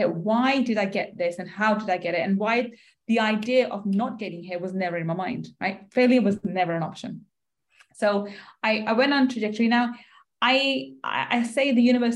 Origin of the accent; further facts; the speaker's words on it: London, United Kingdom; I grew up in East London